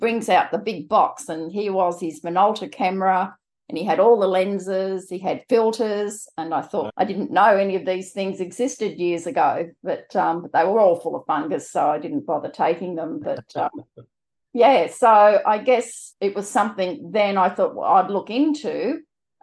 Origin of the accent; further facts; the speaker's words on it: New South Wales, Australia; moved away as an adult; also born or lived in South Australia; now in Brisbane, Australia; I'm from Brisbane in Queensland, originally New South Wales, but married a Queenslander